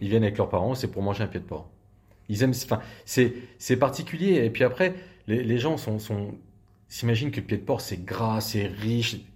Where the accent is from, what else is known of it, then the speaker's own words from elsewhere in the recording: Sainte-Menehould, Grand Est, France; on est de Sainte-Menou